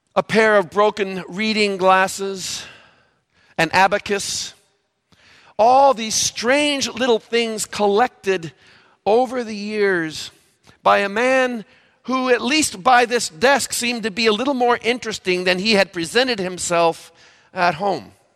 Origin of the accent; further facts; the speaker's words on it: Valparaiso, Indiana, United States; I grew up in Valparaiso, Indiana